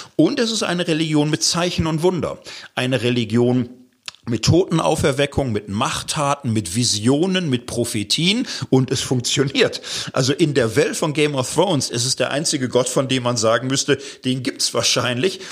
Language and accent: German; Gelsenkirchen, North Rhine-Westphalia, Germany; Ich komme aus Gelsenkirchen, Stadtkind